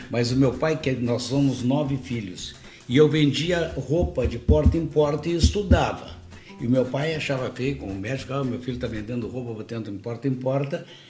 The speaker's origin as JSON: {"language": "Portuguese", "country": "Portugal", "moved": "yes", "lives_now": "Porto Alegre, Brazil", "said": "Eu tenho origem espanhola também, mas eu sou português"}